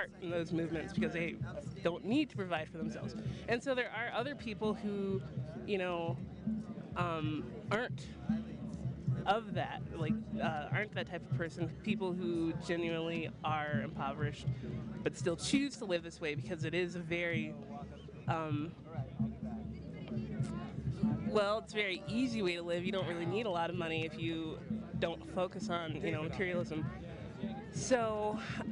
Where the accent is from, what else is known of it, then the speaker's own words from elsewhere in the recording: North Dakota, United States; I'm from North Dakota